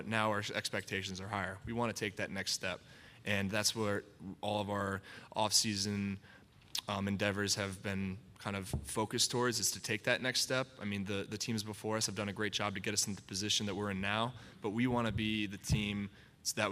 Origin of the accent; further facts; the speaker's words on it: Connecticut, United States; also born or lived in North Attleboro, Massachusetts; growing up in the Northeast, growing in North Attleboro, Mass, and then until I was 8, and then Connecticut